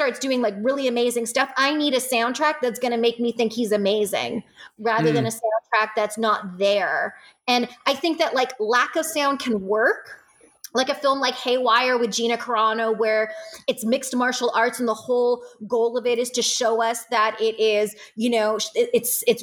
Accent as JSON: {"language": "English", "country": "Canada", "said": "being a Canadian"}